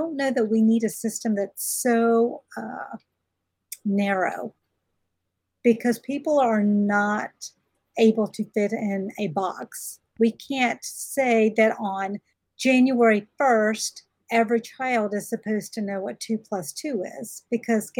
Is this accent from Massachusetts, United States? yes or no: no; rural Georgia, United States; also born or lived in Alabama; I was born in Alabama and raised in rural Georgia